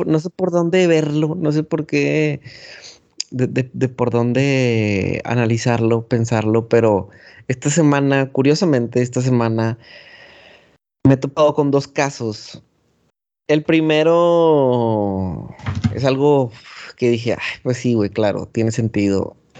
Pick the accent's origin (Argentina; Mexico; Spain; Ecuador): Mexico